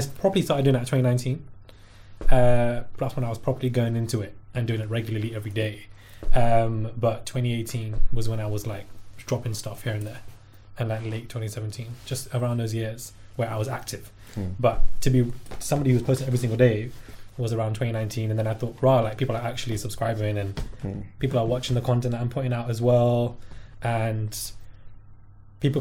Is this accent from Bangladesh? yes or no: no; Brixton, London, United Kingdom; also born or lived in Streatham; I grew up in Brixton and Streatham. So Streatham is further down in south, born and raised in both areas.